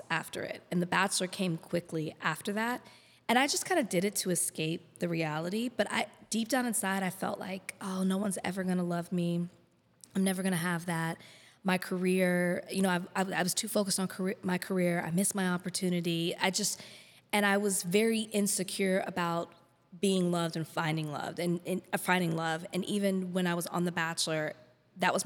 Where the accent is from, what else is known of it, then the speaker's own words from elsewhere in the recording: Texas, United States; moved away as an adult; also born or lived in Miami; now in Los Angeles, United States; I'm from Texas